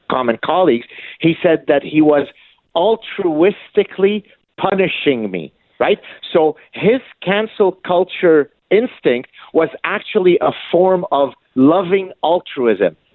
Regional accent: Canada; I, I thought I live in a free world. I'm a Canadian. I'm allowed to espouse my positions.

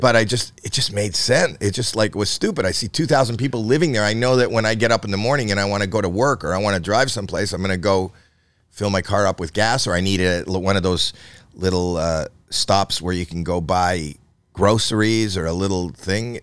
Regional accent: Canada; I'm Canadian

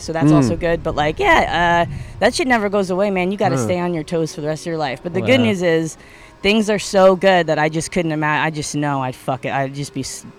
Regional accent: Brooklyn, New York, United States

